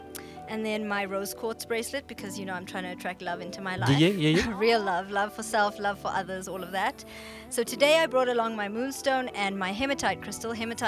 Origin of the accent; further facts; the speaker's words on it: South Africa; because it's really how our journey as Indians in South Africa started. We came from the Canelands. We were brought here as slaves to work the sugarcane fields.